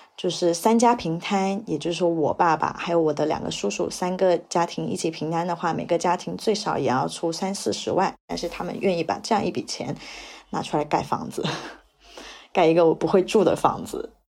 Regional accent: Heyuan, Guangdong, China; moved away; also born or lived in Beijing / Shanghai; 是一名在北京和上海工作的广东人，然后我的老家是在广东粤北的一个十八线城市，叫做河源，一个著名的温泉之乡

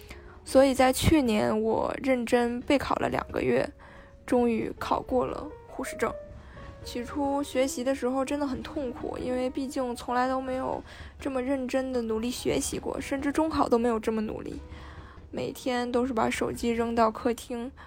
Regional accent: Shenyang, Liaoning, China

